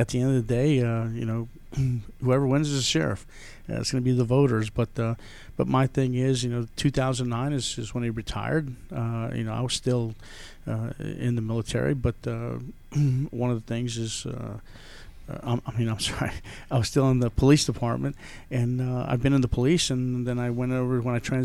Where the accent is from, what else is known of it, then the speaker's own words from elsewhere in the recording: Brownsville, Texas, United States; moved away as an adult; also born or lived in Marietta, Georgia; now in Gwinnett County, United States; I grew up in Brownsville, Texas. Texas boy.